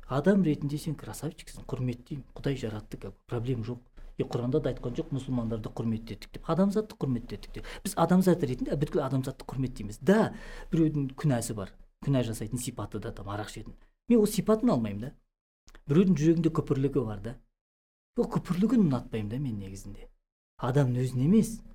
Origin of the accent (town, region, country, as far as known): Kazakhstan